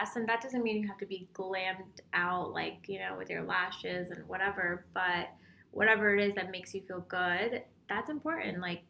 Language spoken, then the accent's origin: English; Utah, United States; I'm from Utah.